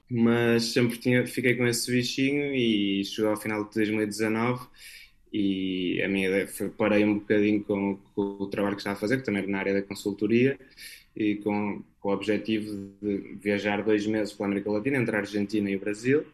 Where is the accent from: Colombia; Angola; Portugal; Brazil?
Portugal; Porto, Norte; moved away as an adult; sou natural do Porto